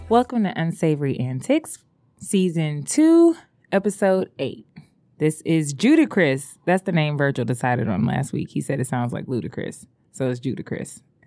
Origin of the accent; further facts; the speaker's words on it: Detroit, Michigan, United States; I would say I was from the East Side